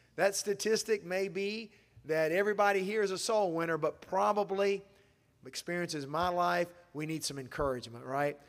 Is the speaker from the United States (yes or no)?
yes; Asheville, North Carolina, United States; I disciple people back in my hometown when I'm in Asheville